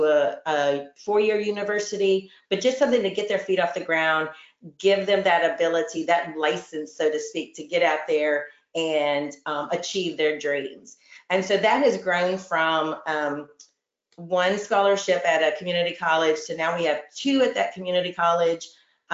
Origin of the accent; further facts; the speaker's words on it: Houston, Texas, United States; grew up in the Houston Galveston area